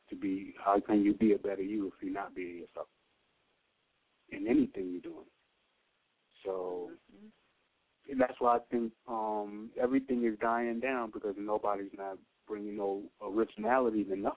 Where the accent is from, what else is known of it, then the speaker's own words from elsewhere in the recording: New York City, New York, United States; I'm coming from Brooklyn